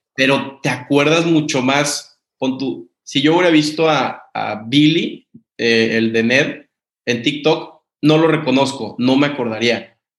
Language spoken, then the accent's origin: Spanish; Mexico; now in United States; soy, soy mexicano